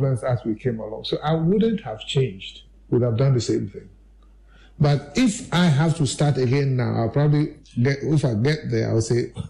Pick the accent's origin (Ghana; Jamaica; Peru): Ghana; as a Ghanaian